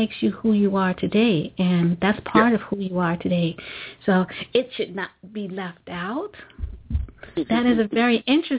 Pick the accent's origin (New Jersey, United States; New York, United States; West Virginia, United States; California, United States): New York, United States; I'm a New Yorker